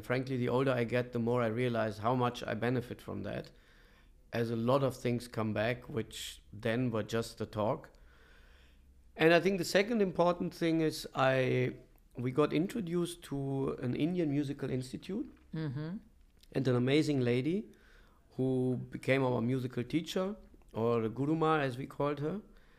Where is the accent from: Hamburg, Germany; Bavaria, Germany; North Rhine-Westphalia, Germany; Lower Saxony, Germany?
North Rhine-Westphalia, Germany; Bonn; And I was born in Germany, in Bonn. And that's where I spent my childhood, where I grew up.